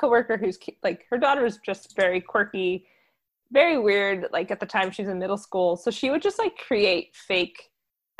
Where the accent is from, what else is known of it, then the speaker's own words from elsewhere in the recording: New Jersey, United States; accent: Jersey; my Jersey accent